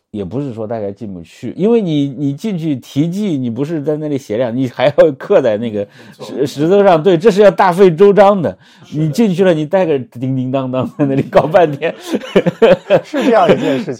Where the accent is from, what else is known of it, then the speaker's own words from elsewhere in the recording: Henan, China; 我作为一个河南人